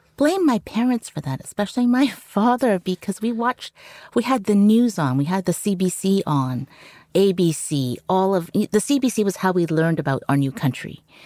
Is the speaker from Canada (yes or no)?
yes; Vancouver, British Columbia, Canada; first language Cantonese; English is a second language; also born or lived in Hong Kong; we grew up in Vancouver